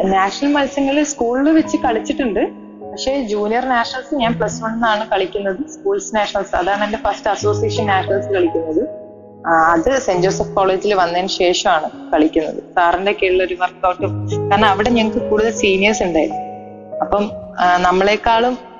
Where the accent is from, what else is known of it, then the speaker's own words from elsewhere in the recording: Vadakara, Kerala, India; നാട്ടില് കോഴിക്കോട് വടകര എന്ന് പറഞ്ഞ സ്ഥലത്താണ് വീട്